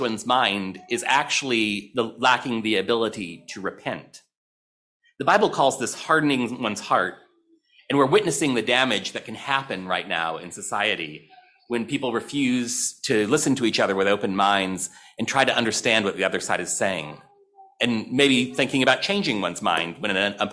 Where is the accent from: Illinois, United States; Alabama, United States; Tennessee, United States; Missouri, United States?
Missouri, United States; St. Louis; I grew up in St. Louis, Missouri